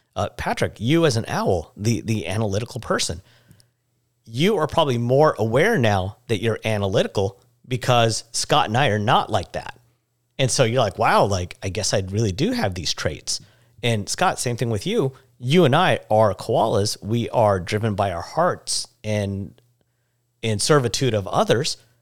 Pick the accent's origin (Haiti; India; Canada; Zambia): India; growing up, uh, as an Indian, I would always have my head down as a sign of respect